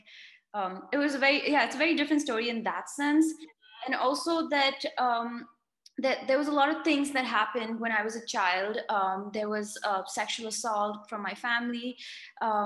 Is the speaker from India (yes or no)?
yes; India; moved away as an adult; also born or lived in United States; I'm originally from India, born and brought up here